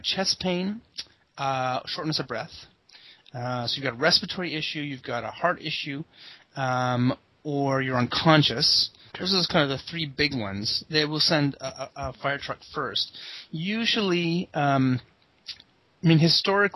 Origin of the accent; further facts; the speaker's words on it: Kitchener, Ontario, Canada; I grew up in Kitchener-Waterloo